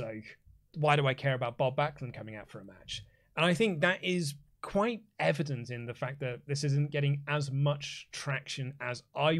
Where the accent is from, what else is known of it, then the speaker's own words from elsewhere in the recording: Canada; because I'm Canadian, therefore I like Bret Hart.